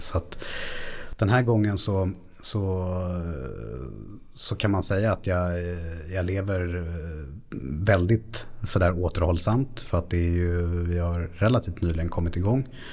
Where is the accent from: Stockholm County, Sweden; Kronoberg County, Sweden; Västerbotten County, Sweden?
Stockholm County, Sweden; Stockholm; uppvuxen i, i Bromma, utanför Stockholm